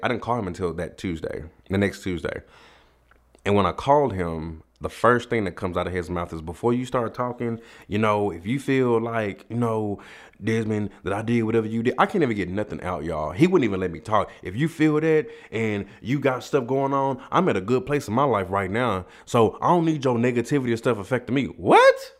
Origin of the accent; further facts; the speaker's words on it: Dallas, Texas, United States; me and my mom, we come from Oak Cliff in Dallas, Texas.